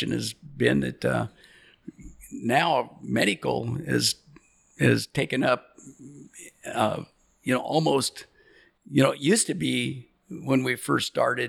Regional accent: Astoria, Oregon, United States; we call it Native Born Astorians. And so there's not many of us in our class that has graduated and stayed here

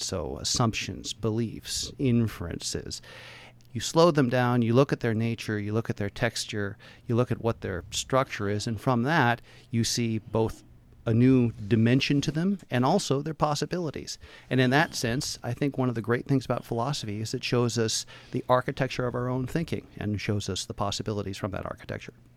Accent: Portland, Oregon, United States; born and raised in Portland

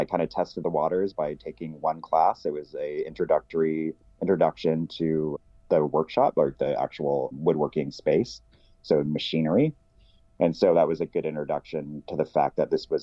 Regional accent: Portland, Oregon, United States; moved away as an adult; also born or lived in San Francisco, California; now in Astoria, United States; So I was originally born in Portland, Oregon. I moved from Portland in the late 90s to San Francisco

